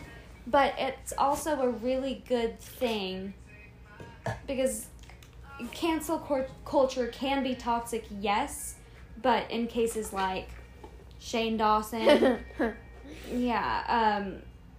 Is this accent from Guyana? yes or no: yes; Guyana; I am from Guyana, which is in South America